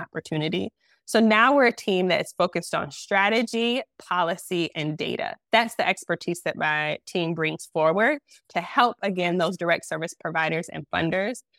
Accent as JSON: {"language": "English", "town": "Detroit", "region": "Michigan", "country": "United States", "tie": "born or raised there", "moved": "as an adult", "lives_now": "Charlotte, United States", "said": "I am originally from Detroit. My husband is from Detroit. We grew up together."}